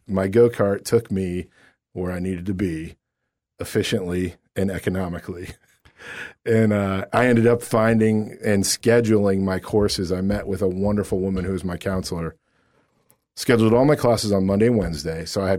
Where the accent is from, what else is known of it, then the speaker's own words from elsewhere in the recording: Akron, Ohio, United States; growing up in Akron